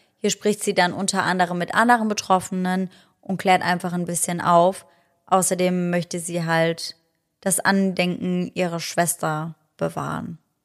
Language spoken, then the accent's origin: German; Germany; bei uns in Deutschland